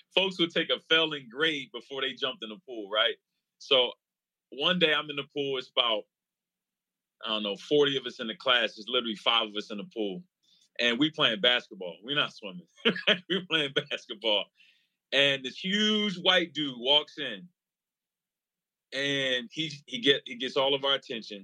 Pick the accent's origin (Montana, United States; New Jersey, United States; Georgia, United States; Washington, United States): New Jersey, United States; also born or lived in Pittsburgh, Pennsylvania; I grew up in New Jersey